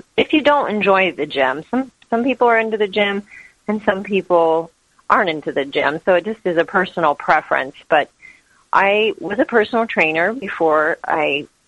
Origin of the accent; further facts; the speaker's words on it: Kansas, United States; moved away as an adult; now in San Diego, United States; I was born and raised in Kansas, and after college, I moved to San Diego.